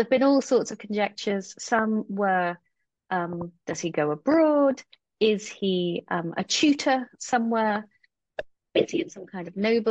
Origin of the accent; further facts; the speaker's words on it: Stratford-upon-Avon, West Midlands, United Kingdom; I was born and brought up in Stratford-upon-Avon, which is in Warwickshire in the Midlands, the English Midlands